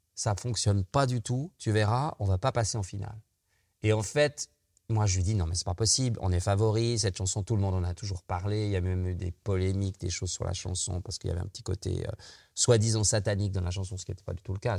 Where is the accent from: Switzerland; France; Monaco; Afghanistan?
Switzerland; nous les Suisses.